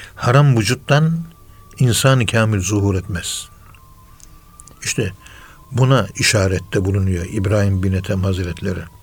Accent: Ankara, Turkey; Ankara'nın yerlisiyiz biz

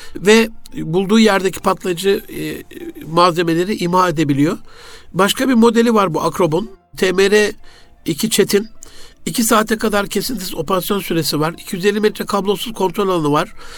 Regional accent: Gaziantep, Turkey; memleketim Gaziantep'te

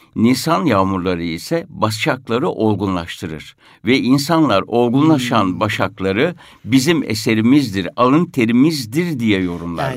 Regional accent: Isparta, Turkey; Ben Ispartalıyım.

